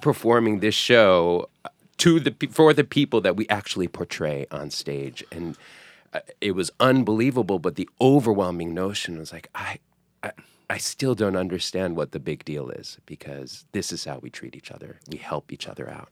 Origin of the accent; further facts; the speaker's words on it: New York City, New York, United States; I'm a New Yorker